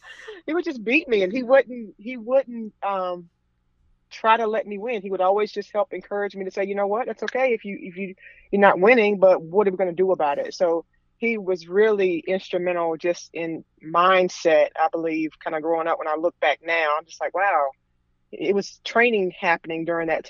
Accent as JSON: {"language": "English", "town": "Raleigh", "region": "North Carolina", "country": "United States", "tie": "born or raised there", "also_born_or_lived": "Mooresville, North Carolina", "moved": "as an adult", "said": "I'm from the Raleigh, North Carolina area, and I moved to Mooresville, North Carolina in 2010"}